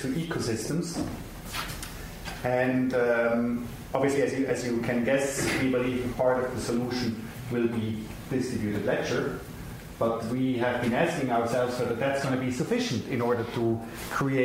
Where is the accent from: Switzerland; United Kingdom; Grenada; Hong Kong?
Switzerland; I'm from Switzerland